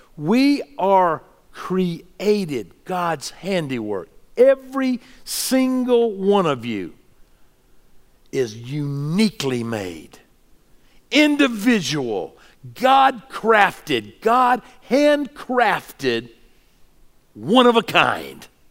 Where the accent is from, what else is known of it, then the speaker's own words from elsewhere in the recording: the South, United States; what I grew up with in the South